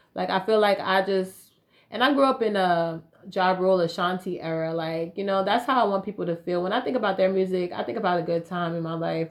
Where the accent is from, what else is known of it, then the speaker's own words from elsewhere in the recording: Raleigh, North Carolina, United States; I grew up in Raleigh